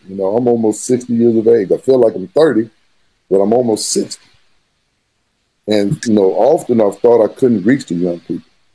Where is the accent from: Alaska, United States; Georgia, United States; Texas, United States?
Texas, United States; San Angelo; moved away as an adult; also born or lived in Plano, Texas / Arkansas; I am from San Angelo, Texas, born and raised